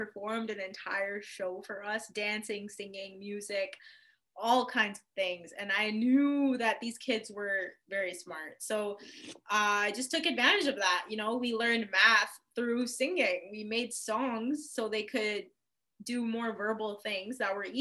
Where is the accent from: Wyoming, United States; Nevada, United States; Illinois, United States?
Illinois, United States; Chicago; moved away as an adult; also born or lived in Windsor, Ontario, Canada; now in Canada; So I grew up in Chicago, but I mean, I was born originally in Canada, in Windsor, Canada